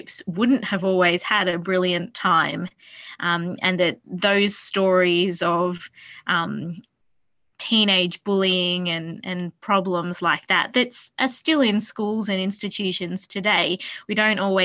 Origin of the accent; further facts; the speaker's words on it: New South Wales, Australia; As someone who's lived in New South Wales for most of my life, I'm very proud to say that these institutions were from my home state.